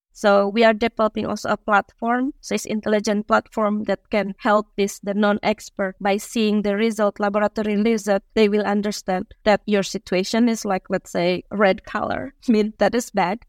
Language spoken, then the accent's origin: English; Indonesia; moved away as an adult; also born or lived in Finland; I'm Indonesian